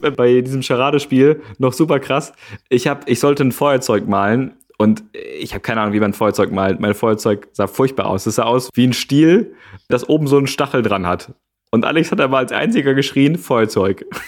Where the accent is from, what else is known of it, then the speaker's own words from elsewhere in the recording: Gevelsberg, North Rhine-Westphalia, Germany; in Gevelsberg. Das ist äh, meine Heimat.